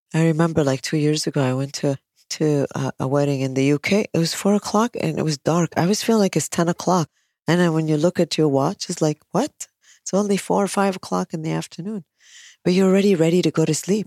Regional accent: United States; now in Kuwait; I'm American

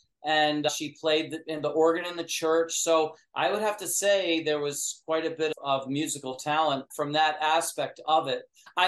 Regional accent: New York, United States; Yeah, because I grew up in upstate New York, and so that was a part of the middle class and all that.

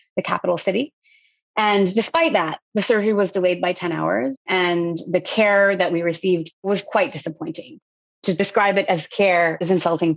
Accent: United States; I was born and raised in the United States

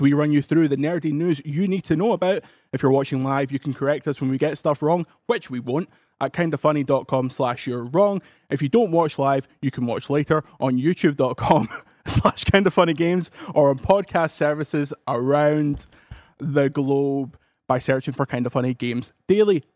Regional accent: Paisley, Scotland, United Kingdom; I'm from Paisley

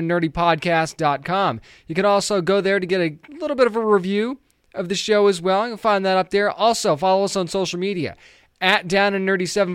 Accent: New England, United States; I grew up in New England as well.

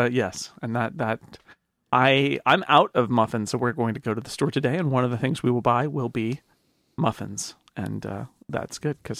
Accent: United Kingdom; I'm very British, of course, as I am.

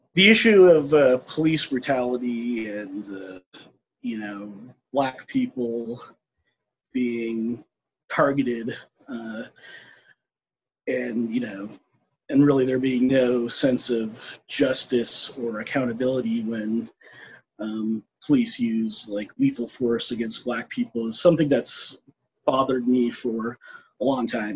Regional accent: United States; I'm a person of color, I'm East Indian American

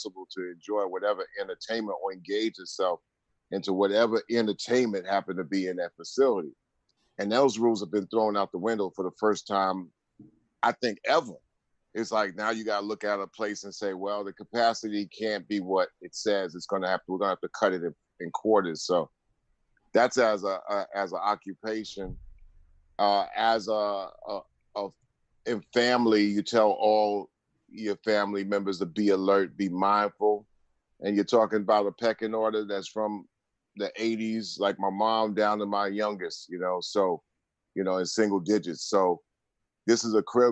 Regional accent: Long Island, New York, United States; also born or lived in Queens, New York; I am from New York, and I hail for that, born in Queens, Strong Islander all my life.

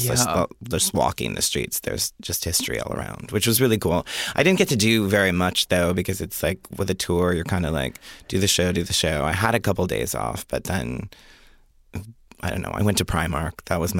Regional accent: Jamestown, New York, United States; born there; also born or lived in Rochester, New York; I was born in Jamestown, New York, and then I became gay in Rochester, New York.

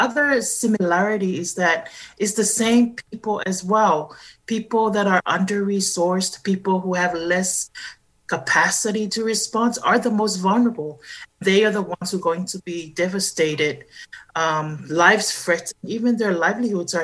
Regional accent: Samoa; moved away as an adult; now in United States; So I come from, I hail from Samoa. From the South Pacific.

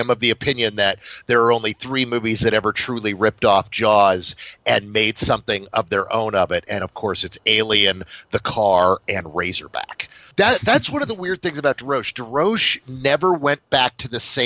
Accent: San Antonio, Texas, United States; where I was born and raised

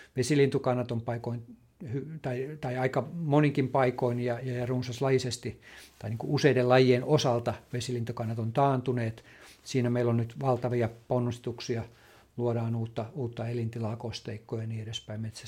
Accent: Lammi, Kanta-Häme, Finland; mä itse tulen Lammilta

